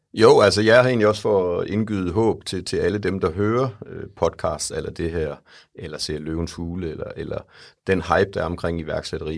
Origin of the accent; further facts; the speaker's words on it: Jutland, Denmark; Jeg er en jyde, der er i København i dag